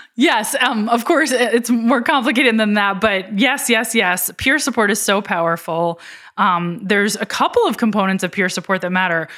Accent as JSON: {"language": "English", "town": "Philadelphia", "region": "Pennsylvania", "country": "United States", "tie": "born or raised there", "said": "my hometown of Philadelphia"}